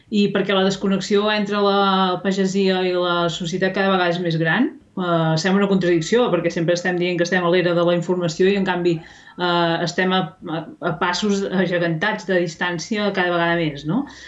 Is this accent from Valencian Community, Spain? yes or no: no; Ripollès, Catalonia, Spain; jo soc del, del Ripollès